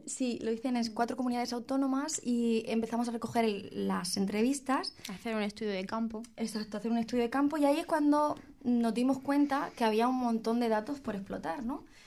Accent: Spain; en mi país

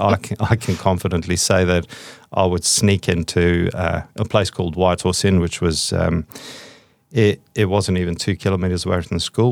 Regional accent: South Africa; I was brought up in South Africa

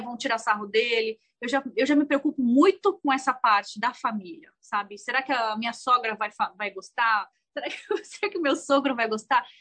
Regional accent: Brazil; first language Portuguese; moved away as an adult; also born or lived in Thailand; now in United States; a gente foi criada no Brasil com a cultura brasileira, sabe? O português ainda é meu primeiro idioma

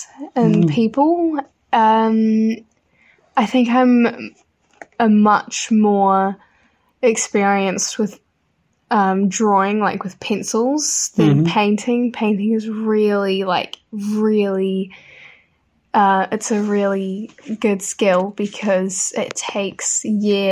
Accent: Dunedin, Otago, New Zealand; I was obviously born and brought up in Dunedin

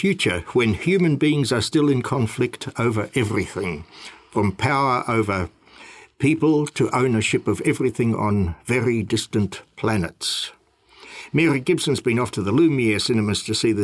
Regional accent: Germany; now in New Zealand; I was born in Germany

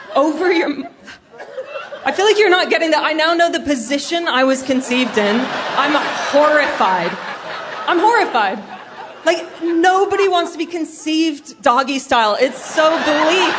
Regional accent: Canada; now in United Kingdom; I'm Canadian, but I live in the UK.

